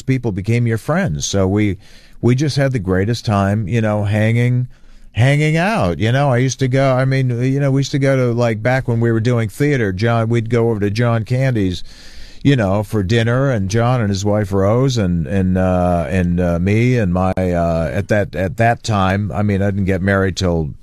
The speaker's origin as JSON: {"language": "English", "town": "Hamilton", "region": "Ontario", "country": "Canada", "tie": "born or raised there", "said": "Hamilton, my hometown"}